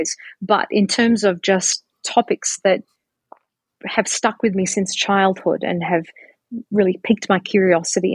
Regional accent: Australia; moved away; here I am coming from Australia

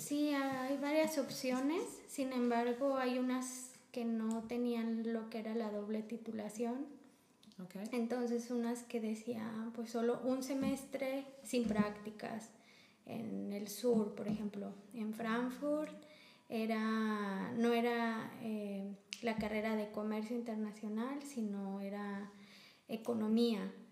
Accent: Guanajuato, Mexico; moved away as an adult; now in Germany; estado de Guanajuato, que es de donde yo vengo

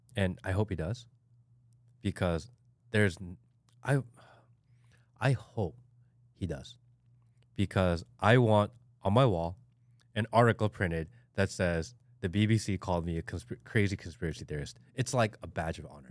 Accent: Hawaii, United States; now in Georgia, United States; not like I live in Hawaii, but like I'm from Hawaii. My family's from Hawaii.

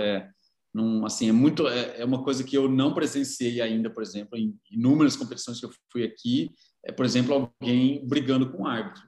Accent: São Carlos, São Paulo, Brazil; now in São Paulo, Brazil; eu cresci em São Carlos, a minha infância foi em São Carlos, mas a minha família não é de lá

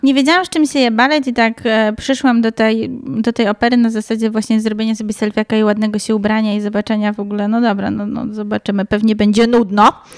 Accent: Wrocław, Lower Silesian Voivodeship, Poland; my we wrocławskich blokowiskach

